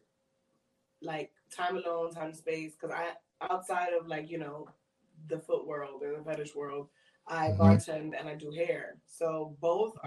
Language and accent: English; New York, United States; accent: East Coast; moved away as an adult; now in Miami, United States; I'm originally from New York, and that's where I started.